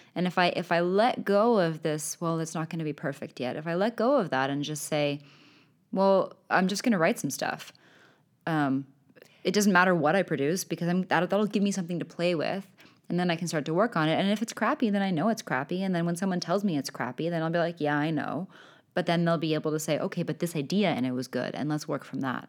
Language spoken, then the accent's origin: English; Canada; first language English; now in Sweden; a native speaker of English, being Canadian, having grown up and now be living in Sweden